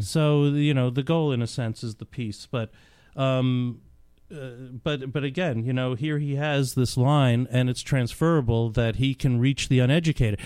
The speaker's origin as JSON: {"language": "English", "region": "New York", "country": "United States", "tie": "born or raised there", "said": "grew up in New York"}